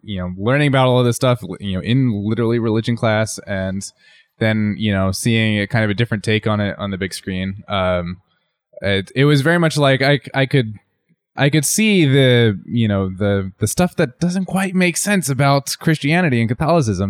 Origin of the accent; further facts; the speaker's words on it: New Jersey, United States; I'm from New Jersey